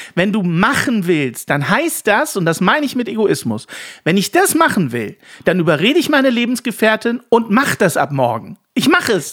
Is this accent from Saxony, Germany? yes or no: yes; Saxony, Germany; moved away; In der nächsten Staffel geht's in meine Heimat